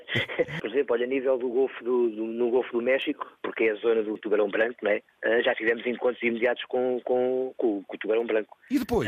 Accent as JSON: {"language": "Portuguese", "country": "South Africa", "tie": "born or raised there", "moved": "yes", "said": "quero voltar à minha terra, à África do Sul"}